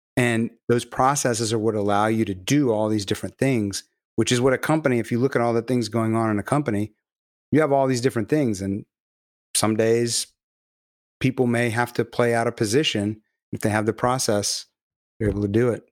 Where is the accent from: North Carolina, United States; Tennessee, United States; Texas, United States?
Texas, United States; Galveston; I'm from Galveston